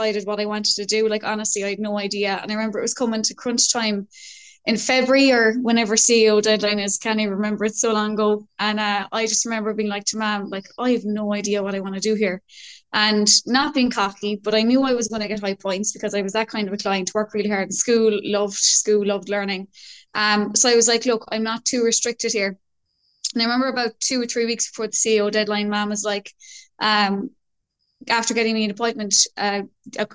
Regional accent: Cork, Munster, Ireland; now in Mayo, Ireland; I'm from Cork, currently living in Mayo.

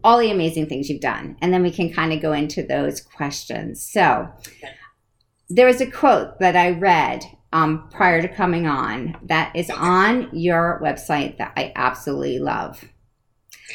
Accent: East Coast, United States; I'm from the East Coast

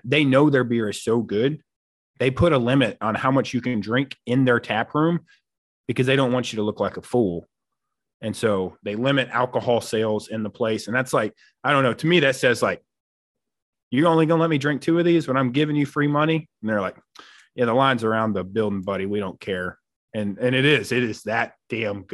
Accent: Arkansas, United States; I'm from Arkansas

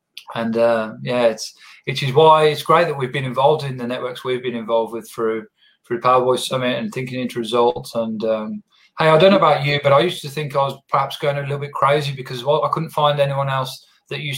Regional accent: England, United Kingdom; now in Australia; I'm from England originally

